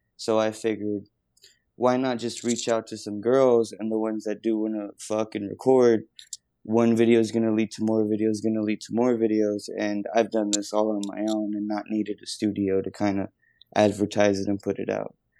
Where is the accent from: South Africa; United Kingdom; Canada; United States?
United States; Texas border; down on the border in Texas